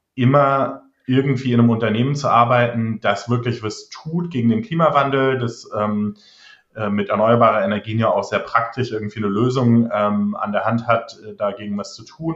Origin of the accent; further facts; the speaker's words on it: near Trier, Rhineland-Palatinate, Germany; also born or lived in Australia / Netherlands (half Dutch); bei den Stadtwerken in Trier, ähm, das ist in der Nähe von meiner Heimat